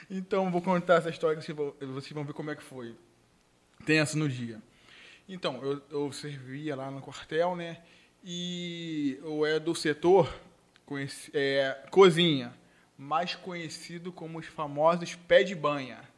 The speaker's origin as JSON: {"language": "Portuguese", "region": "Rio de Janeiro", "country": "Brazil", "said": "muitos não acreditaram que realmente é, eu vim do Rio e tudo mais"}